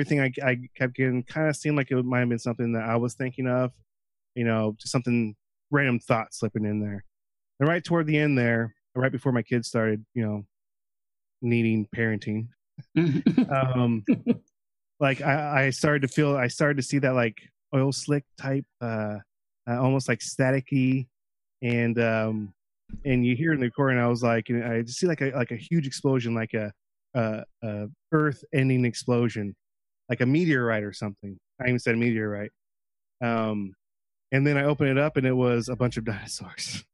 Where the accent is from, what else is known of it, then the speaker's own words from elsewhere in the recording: Chelan, Washington, United States; also born or lived in Manson, Washington; So I was born in Lake Chelan, Washington, and grew up in Chelan and Manson